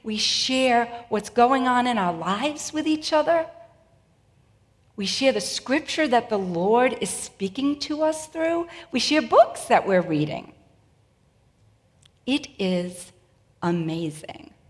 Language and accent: English; New England, United States; And I'm from New England where foliage is pretty incredible.